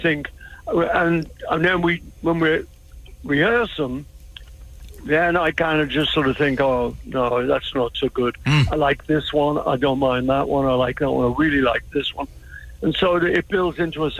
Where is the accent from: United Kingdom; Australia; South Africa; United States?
United Kingdom; England; I'm a tourist from England.